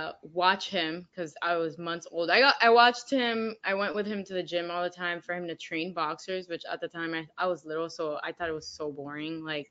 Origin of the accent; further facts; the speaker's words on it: Miami, Florida, United States; also born or lived in Orlando; I was born and raised in Miami, Florida. So from the 305.